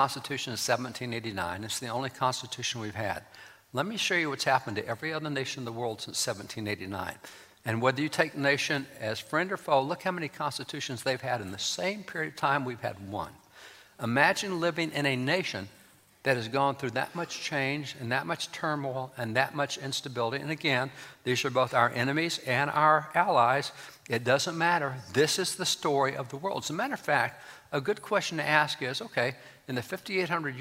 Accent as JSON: {"language": "English", "region": "Texas", "country": "United States", "said": "I'm a cowboy from Texas"}